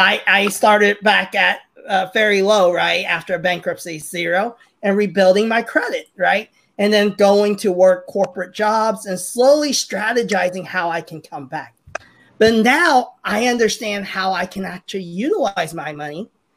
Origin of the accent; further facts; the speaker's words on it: Hong Kong; now in United States; So I'm Chinese. I'm immigrant from Hong Kong to the U.S. and very typical Chinese race family, right? My mom and dad came here because 1997 happened. We knew China was going to take over Hong Kong, so we immigrated to the U.S.